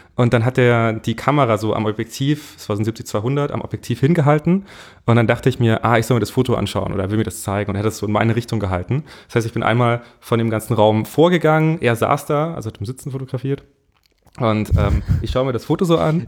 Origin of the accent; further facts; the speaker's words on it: Munich, Bavaria, Germany; ich komme eigentlich aus München